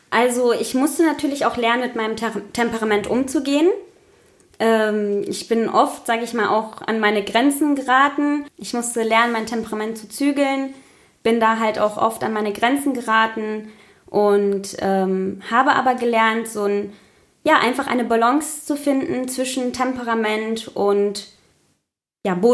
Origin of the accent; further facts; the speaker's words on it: Paraguay; now in Germany; verglichen mit meiner Heimat zum Beispiel, Paraguay weil dieses Bild habe ich in Paraguay aufgenommen